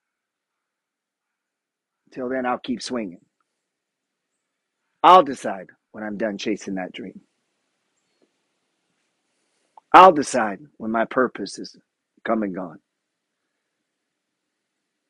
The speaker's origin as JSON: {"language": "English", "town": "Juneau", "region": "Alaska", "country": "United States", "tie": "born or raised there", "said": "grew up in Juneau, Alaska"}